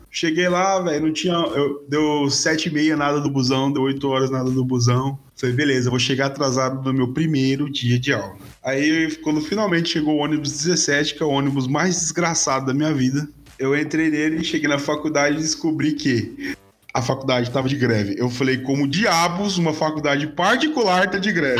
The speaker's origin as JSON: {"language": "Portuguese", "region": "interior of Mato Grosso", "country": "Brazil", "moved": "as an adult", "lives_now": "Cuiabá, Brazil", "said": "eu vim de outra cidade, vim do interior do Mato Grosso e vim pra capital Cuiabá"}